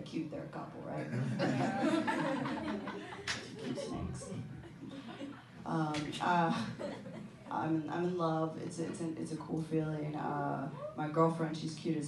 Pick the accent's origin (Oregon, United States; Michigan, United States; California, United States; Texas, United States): Texas, United States; moved away; I am originally from Texas